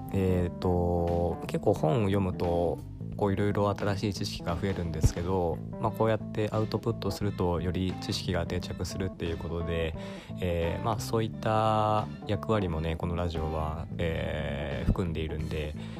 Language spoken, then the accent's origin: Japanese; Aichi, Japan; also born or lived in Nagoya; 愛知県出身で、まあ、今名古屋に住んでる